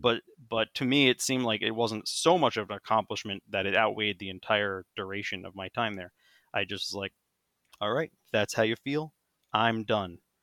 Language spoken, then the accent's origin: English; United States; I'm still an American